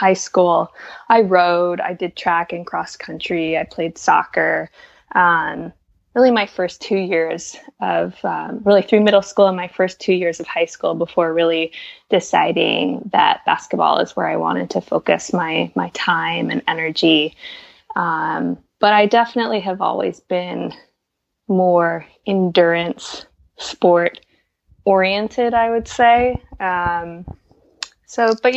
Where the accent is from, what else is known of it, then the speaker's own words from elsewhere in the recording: Seattle, Washington, United States; also born or lived in Berkeley, California; now in London, United Kingdom; I'm originally from Berkeley, California. And I grew up in Seattle.